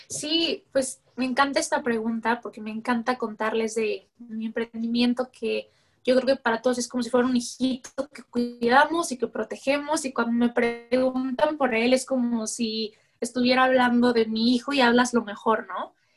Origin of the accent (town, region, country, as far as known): Mexico